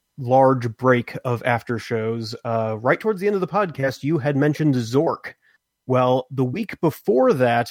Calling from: Texas, United States; in Texas.

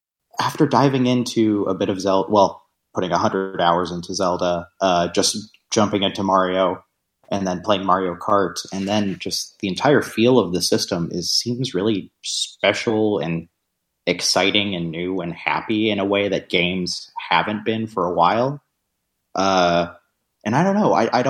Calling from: Austin, Texas, United States; from Austin.

